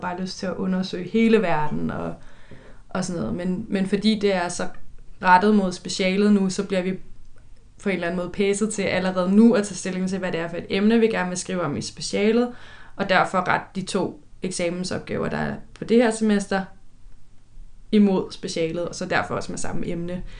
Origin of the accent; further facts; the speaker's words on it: Køge, Zealand, Denmark; jeg er vokset op i Køge